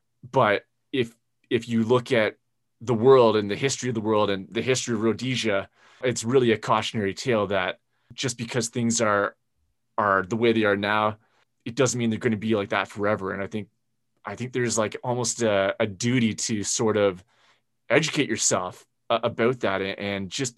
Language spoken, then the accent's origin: English; Canada; as a Canadian